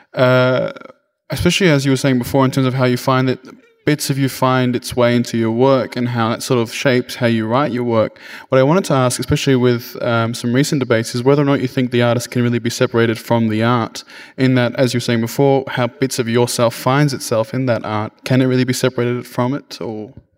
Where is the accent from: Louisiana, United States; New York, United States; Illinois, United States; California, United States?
New York, United States; I'm from Bronx, New York